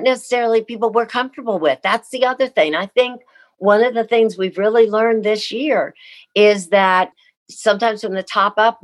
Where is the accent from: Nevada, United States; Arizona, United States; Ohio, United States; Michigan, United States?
Ohio, United States; Columbus; moved away; I grew up in Columbus, Ohio